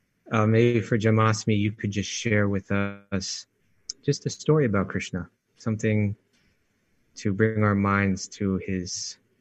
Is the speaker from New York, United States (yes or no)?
yes; New York, United States; being a New Yorker